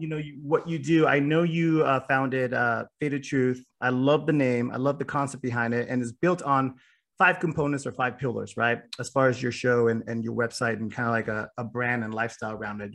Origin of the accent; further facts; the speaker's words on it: West Coast, United States; I grew up on the West Coast